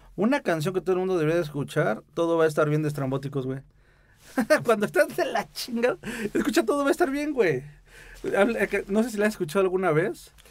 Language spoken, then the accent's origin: Spanish; Mexico City, Mexico; soy chilango